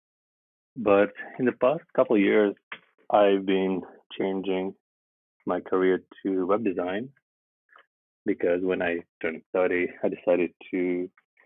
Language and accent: English; Vladivostok, Primorsky Krai, Russia; English is a second language; moved away as an adult; now in Shanghai, China; I'm from Russia. From a small town called Vladivostok